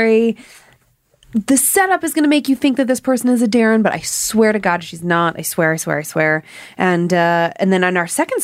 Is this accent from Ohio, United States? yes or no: yes; Cleveland, Ohio, United States; I'm from Cleveland